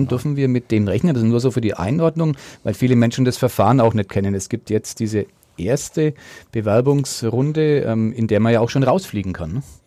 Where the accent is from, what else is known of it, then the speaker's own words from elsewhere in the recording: Nuremberg, Bavaria, Germany; als Nürnberger, der ich seit ähm, 52 Jahren mit ein paar, ja, durchaus mehrjährigen Unterbrechungen, aber doch immer wiederkommend in dieser Stadt lebe.